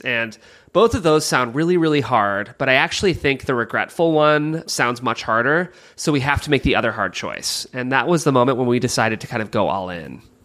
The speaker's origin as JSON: {"language": "English", "town": "Cleveland", "region": "Ohio", "country": "United States", "said": "I'm from Cleveland, Ohio"}